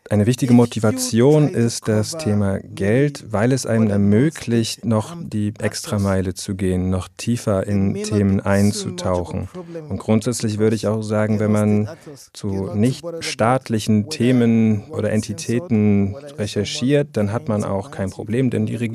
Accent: Calabar, Cross River, Nigeria; habe im Radio und Fernsehen gearbeitet in Calabar, meiner Heimatstadt im Süden Nigerias.

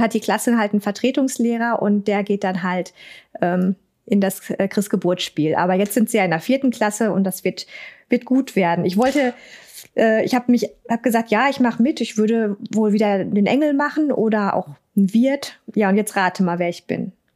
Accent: Ruhr area, North Rhine-Westphalia, Germany; accent: Hochdeutsch und Ruhrpott; ich bin nicht so der Dialektmensch. Eher so Hochdeutsch und Ruhrpott

